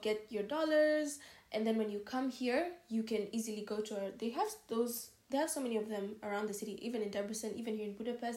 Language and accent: English; Kenya; moved away as an adult; now in Hungary; I'm from Kenya